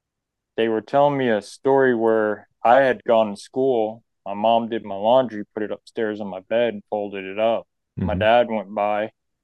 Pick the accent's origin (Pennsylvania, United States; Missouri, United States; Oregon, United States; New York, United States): New York, United States; now in Breckenridge, United States; I'm actually originally from New York State, is where I grew up.